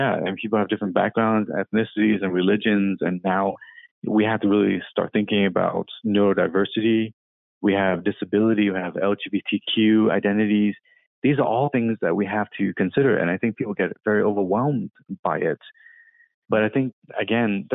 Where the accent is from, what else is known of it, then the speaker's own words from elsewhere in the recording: Vietnam; now in Seattle, United States; I was born in Vietnam.